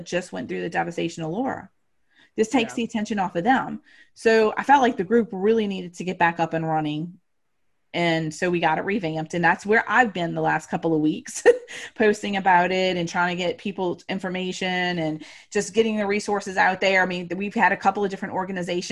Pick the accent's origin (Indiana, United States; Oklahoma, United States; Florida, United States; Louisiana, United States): Louisiana, United States; New Orleans; grew up, was born and raised in New Orleans, went through Katrina